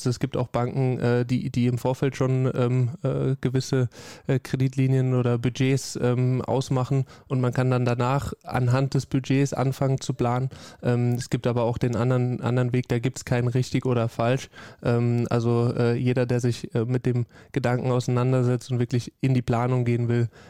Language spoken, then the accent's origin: German; Rhineland-Palatinate, Germany; Ja, am liebsten äh, natürlich in meiner Heimat, Heimatregion, also